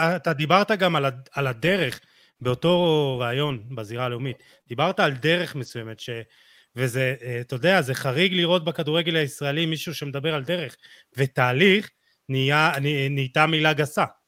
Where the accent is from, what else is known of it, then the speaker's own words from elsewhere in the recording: Jerusalem, Jerusalem District, Israel; אני ירושלמי